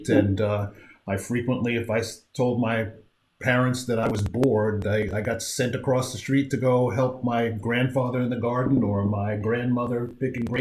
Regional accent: Amityville, New York, United States; moved away; also born or lived in Boise, Idaho; I grew up in Amityville on Long Island, New York.

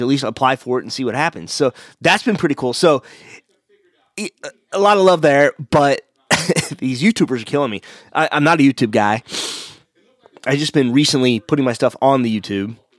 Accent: Missouri, United States; I'm from Missouri

